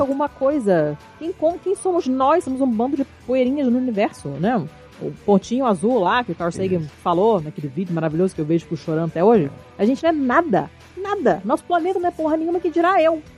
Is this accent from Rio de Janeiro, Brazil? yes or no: yes; Rio de Janeiro, Brazil; eu sou carioca